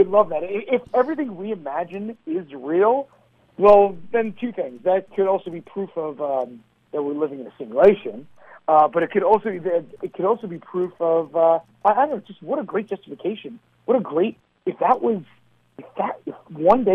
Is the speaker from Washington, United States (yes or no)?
no; New York City, New York, United States; moved away as an adult; now in Princeton, New Jersey; We grew up in Staten Island in the 80s and early 90s